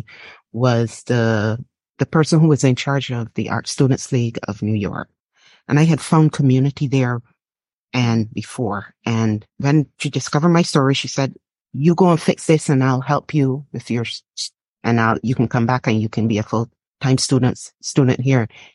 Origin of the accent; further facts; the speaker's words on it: Barbados; moved away as an adult; now in United States; growing up in Barbados